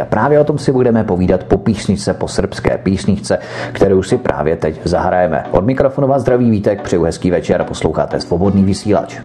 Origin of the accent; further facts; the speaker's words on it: Czechia; jsem tady z České republiky